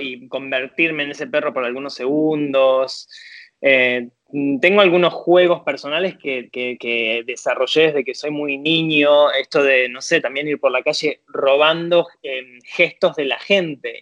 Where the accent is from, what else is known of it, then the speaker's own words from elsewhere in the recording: Tigre, Buenos Aires Province, Argentina; moved away as an adult; now in Paris, France; nací en Tigre, provincia de Buenos Aires